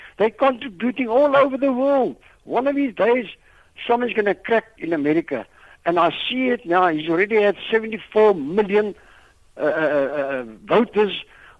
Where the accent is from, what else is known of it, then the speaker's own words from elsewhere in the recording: Cape Town, Western Cape, South Africa; I'm also from Cape Town.